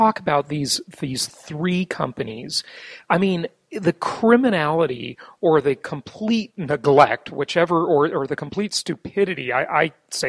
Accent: Orange County, California, United States; I'm from Orange County, California

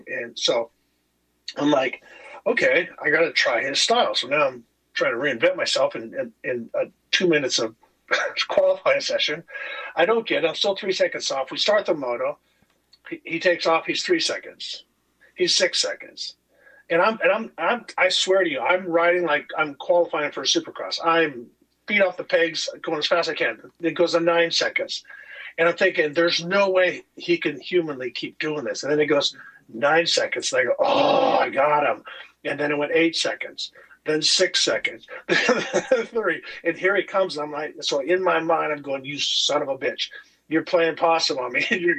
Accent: California, United States; And so I came from California, hard berm style

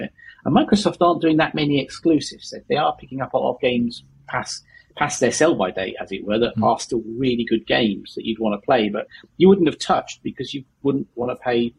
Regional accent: Yorkshire and the Humber, United Kingdom; I'm from Yorkshire.

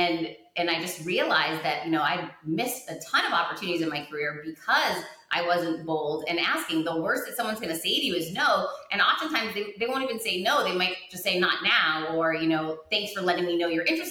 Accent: Worcester, Massachusetts, United States; grew up very poor, grew up in Worcester, Massachusetts

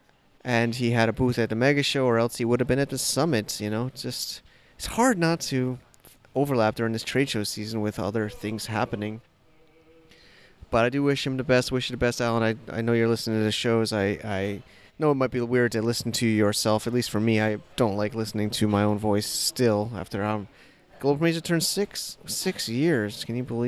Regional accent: United States; moved away; I'm saying that as an American.

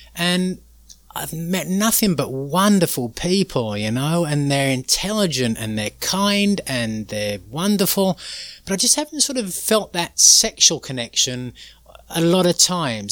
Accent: England, United Kingdom; moved away; growing up in England, very sort of middle class

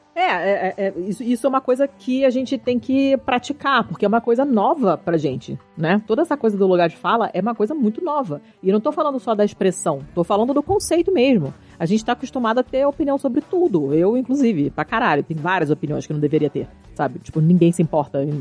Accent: Rio de Janeiro, Brazil; eu sou carioca

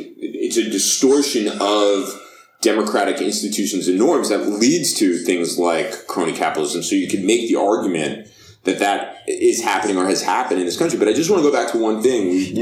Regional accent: United States; as both an American as well as someone who's a political scientist

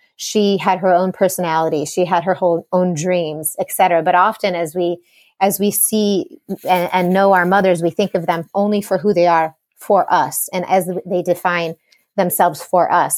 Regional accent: Chicago, Illinois, United States; I grew up in Chicago

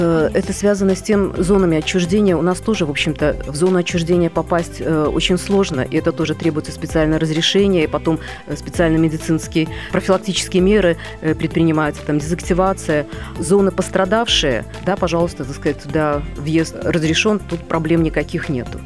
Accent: Minsk, Belarus; moved away as an adult; now in Moscow, Russia; я минчанка, я в это время находилась в Минске

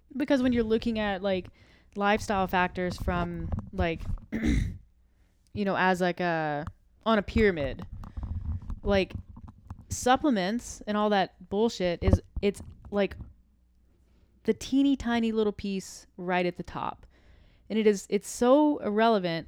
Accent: the South, United States; I'm from the South

